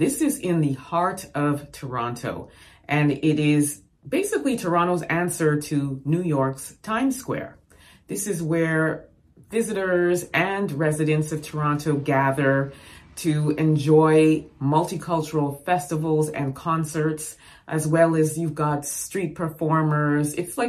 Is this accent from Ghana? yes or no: yes; Ghana; I'm a Ghanaian, proud of that name.